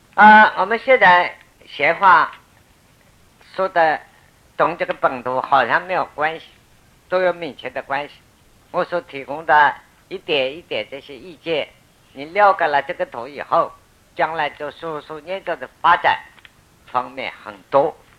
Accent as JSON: {"language": "Chinese", "country": "China", "said": "我们中国人讲"}